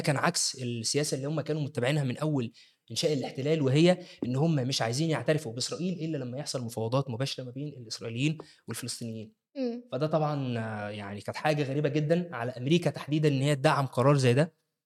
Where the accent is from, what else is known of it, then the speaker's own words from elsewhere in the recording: Egypt; عندنا في مصر